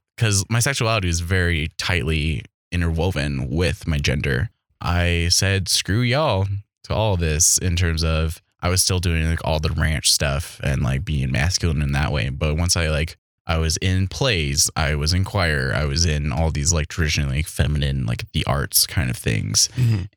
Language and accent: English; White River, South Dakota, United States; I was raised in a town of 300, Little White River, South Dakota.